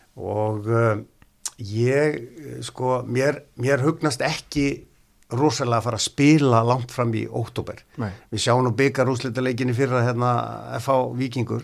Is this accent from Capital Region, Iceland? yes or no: no; Neskaupstaður, Eastern Region, Iceland; moved away; also born or lived in Ísafjörður; Ég er frá Neskvæmstað